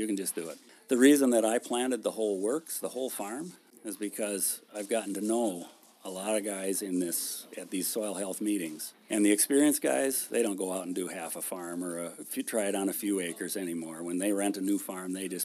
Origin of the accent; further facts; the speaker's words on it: Caledonia, Minnesota, United States; now in Stewartville, United States; I grew up down by southeast Minnesota by Caledonia, where it's really steep